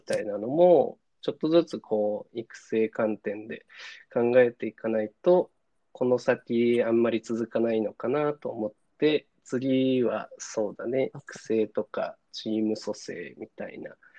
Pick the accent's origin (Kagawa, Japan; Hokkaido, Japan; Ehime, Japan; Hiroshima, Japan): Kagawa, Japan; now in Tokyo, Japan; 地元の香川